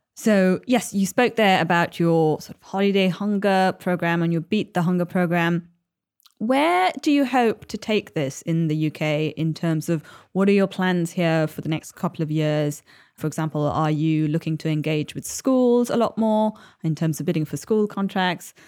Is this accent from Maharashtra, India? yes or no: no; Chennai, Tamil Nadu, India; moved away; my hometown of Chennai